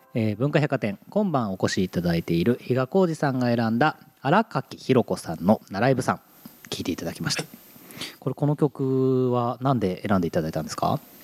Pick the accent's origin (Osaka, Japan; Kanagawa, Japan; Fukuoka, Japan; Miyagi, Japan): Kanagawa, Japan; Yokohama; now in Tokyo, Japan; 横浜出身なんですね。で、今東京にいるんですけど